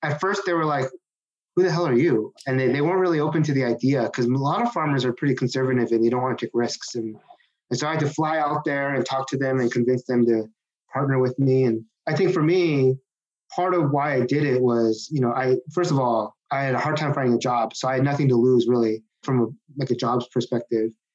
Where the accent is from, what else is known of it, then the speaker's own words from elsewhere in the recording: Seattle, Washington, United States; also born or lived in Kirkland, Washington; I grew up in uh, Seattle, Washington